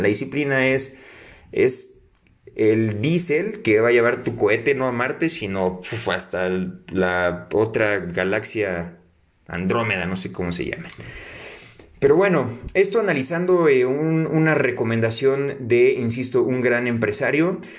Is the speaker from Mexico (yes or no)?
yes; Mexico; como mexicanos